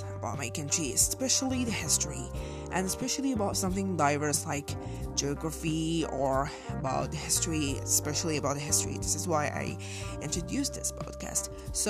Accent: Morocco; English is a second language

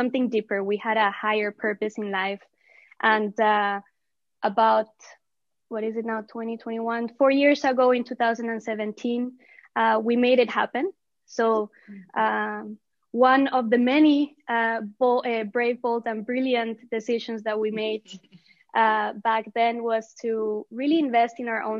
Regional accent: Colombia; We are Latinas. I mean, we're originally from Colombia

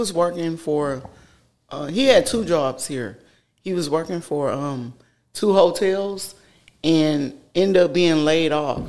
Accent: Houston, Texas, United States; moved away as an adult; now in College Station, United States; I'm from Houston. I was raised up in Houston. And when my kids started school, I came down here to, like, put them in a smaller environment than Houston.

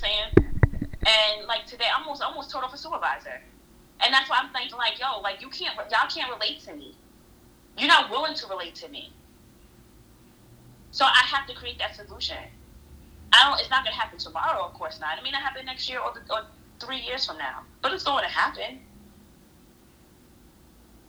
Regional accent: United States; As an American, Black American

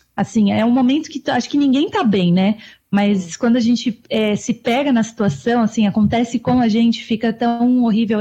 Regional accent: Brazil; moved away; eu nasci no Brasil, né? Eu sou brasileira

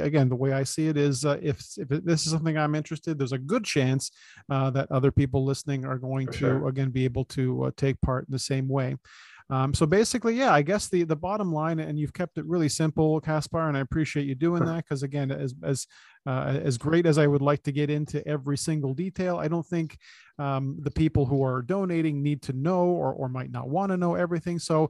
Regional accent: Toronto, Ontario, Canada; I was born and raised in East Side of Scarborough, literally on the border of North York and Scarborough.

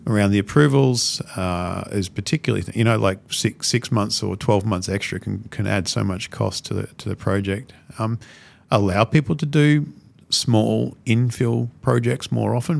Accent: Brisbane, Queensland, Australia; I'm a Brisbane boy

